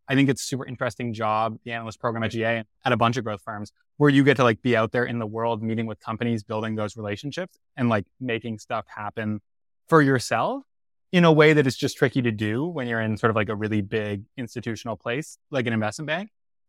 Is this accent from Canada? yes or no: yes; Toronto, Ontario, Canada; Did my undergrad at Penn, like Varun, and then I'm originally from Toronto.